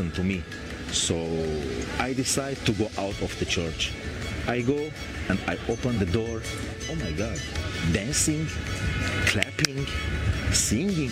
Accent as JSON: {"language": "English", "country": "Lebanon", "said": "I'm from Lebanon."}